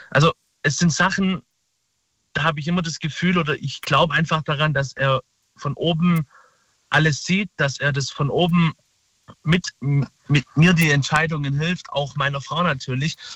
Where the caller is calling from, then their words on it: Saalach, Baden-Württemberg, Germany; Äh, aus Baden-Württemberg, Saalach.